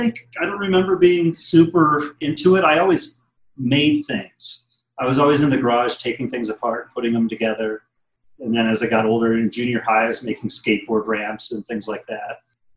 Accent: Wisconsin, United States; born there; I was born in Wisconsin, and then my dad worked for the government, so I moved kind of all over the place.

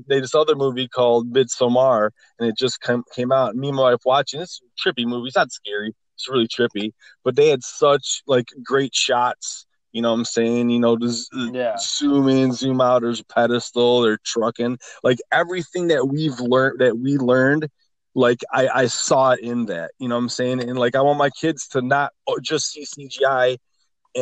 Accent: United States; I'm American

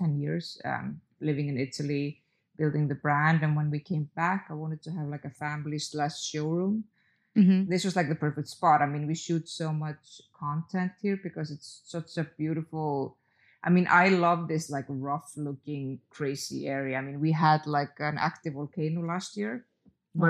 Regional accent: Reykjavik, Capital Region, Iceland; I did actually live close to the sea when I grew up in Reykjavik

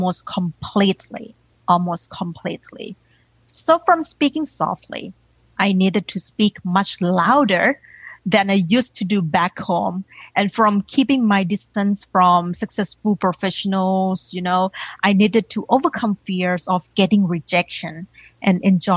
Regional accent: Thailand; English is a second language; now in United States; I grew up in Thailand and I was raised by a single mom, aunties

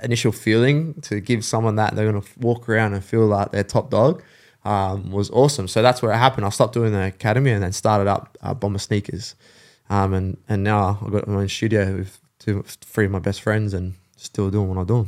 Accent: St Marys, New South Wales, Australia; also born or lived in England; I grew up in Saint Mary's

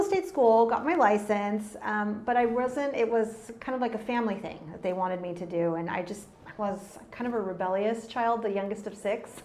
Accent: San Antonio and Austin area, Texas, United States; moved away as an adult; now in California, United States; I was born and raised in Texas and grew up around the San Antonio and Austin area

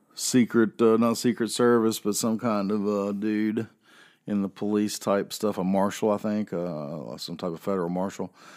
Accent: the South, United States; also born or lived in North Carolina; I am a Southerner

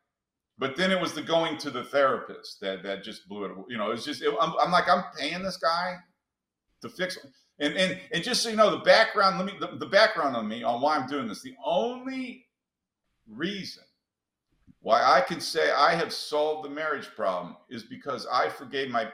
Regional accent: St. Louis, Missouri, United States; I was raised in St. Louis, so my parents were poor

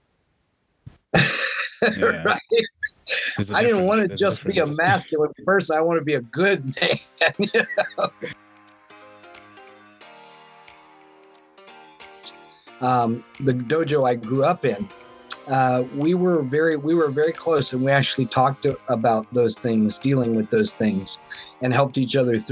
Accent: Florida, United States; now in Seattle, United States; I grew up in Florida where I didn't get to play in snow as a kid

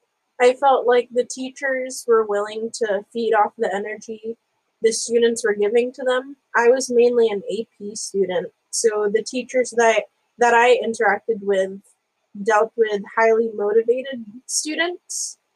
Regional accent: Philippines; I mean, as a Filipino, of course, shout out to Obi.

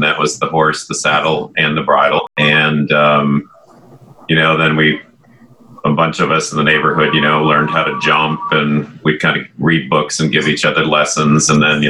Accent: Barrington, Illinois, United States; I grew up in Barrington, Illinois, and everyone in the neighborhood all had horses and ponies.

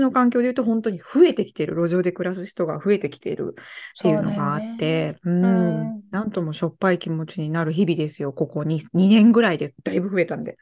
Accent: Osaka, Japan; moved away as an adult; now in Germany; 私大阪出身なんですけど

